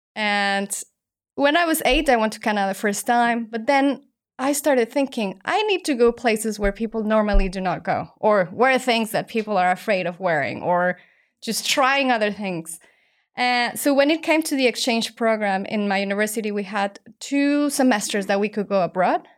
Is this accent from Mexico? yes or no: yes; Mexico; moved away as an adult; now in Hong Kong; I'm originally from Mexico, only child, and I grew up as a ballerina